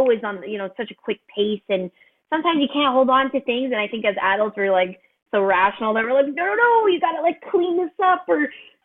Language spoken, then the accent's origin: English; Montreal, Quebec, Canada; I'm originally from Montreal